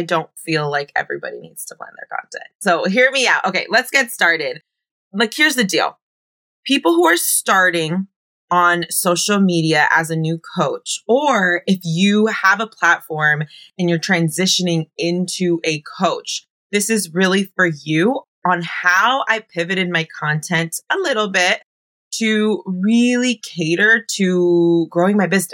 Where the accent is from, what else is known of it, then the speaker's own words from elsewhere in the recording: Bay Area, California, United States; moved away as an adult; also born or lived in Oakland, California; now in Los Angeles, United States; I was born and raised in the Bay Area.